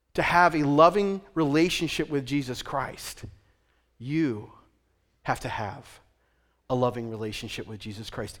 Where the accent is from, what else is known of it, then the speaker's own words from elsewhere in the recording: Western Pennsylvania, United States; moved away as an adult; also born or lived in Nyack, New York / New England; I am from Western Pennsylvania